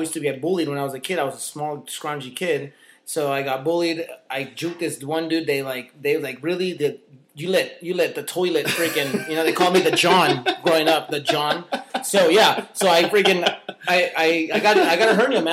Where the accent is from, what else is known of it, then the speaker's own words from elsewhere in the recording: El Paso, Texas, United States; now in Arizona, United States; I grew up in El Paso, Texas.